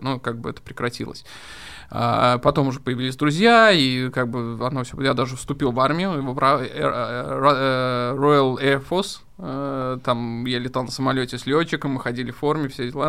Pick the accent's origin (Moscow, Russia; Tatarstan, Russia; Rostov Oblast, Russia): Tatarstan, Russia; Kazan; moved away; also born or lived in Spain; Казань — это мой родной город